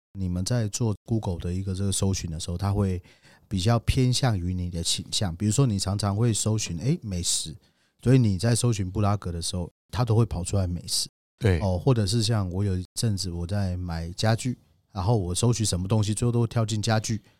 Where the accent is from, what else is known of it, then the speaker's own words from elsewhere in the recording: Taiwan; 我们台湾人